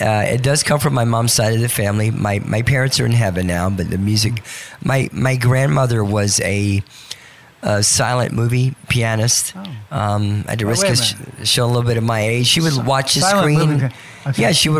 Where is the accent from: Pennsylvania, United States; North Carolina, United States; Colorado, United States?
North Carolina, United States; Wilmington; also born or lived in Charleston; now in Las Vegas, United States; in Charleston, and raised near Wilmington, and worked a lot in Myrtle Beach in that area. And so my accent's worn off a little bit, but it comes back once in a while.